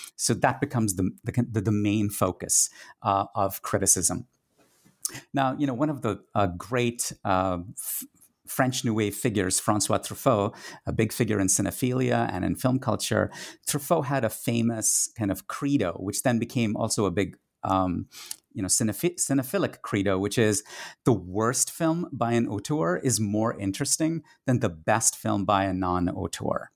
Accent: Kolkata, West Bengal, India; first language Tamil; English is a second language; moved away as an adult; a teenage cinephile growing up in India in the nineteen eighties

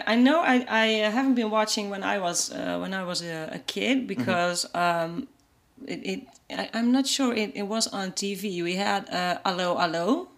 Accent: Netherlands; I'm from the Netherlands

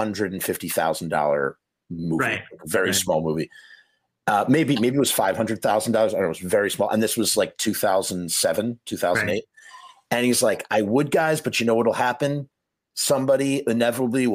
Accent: Scarsdale, New York, United States; I am born and raised Scarsdale

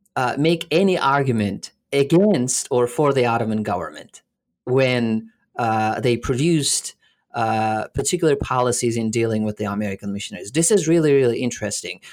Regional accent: Alanya, Antalya, Turkey; also born or lived in Canada; now in Florida, United States; I was born in Alanya, which is a, uh, a little uh, touristy place in southern uh, Turkey

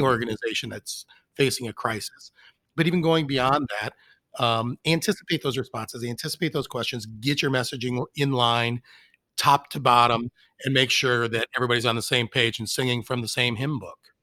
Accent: Detroit, Michigan, United States; I grew up in Detroit, and um, am a lifelong and many years suffering Tigers fan

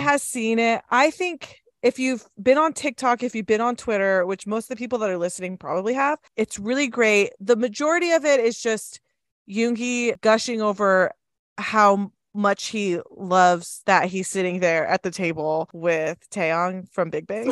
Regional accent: Southern California, United States; now in Utah, United States; I grew up in Southern California

